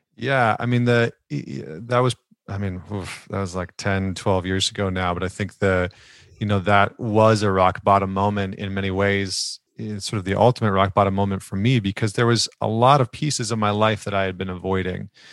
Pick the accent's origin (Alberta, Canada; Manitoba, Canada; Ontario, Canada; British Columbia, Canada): Alberta, Canada; Northern; I grew up in Northern Alberta, which is like the Texas of Canada